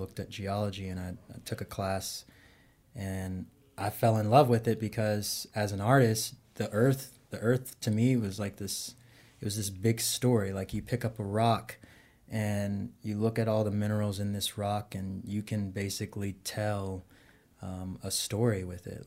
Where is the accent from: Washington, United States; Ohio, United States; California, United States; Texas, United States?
Texas, United States; moved away as an adult; also born or lived in Kentucky / Tennessee / Baltimore; now in Georgia, United States; originally I'm from Texas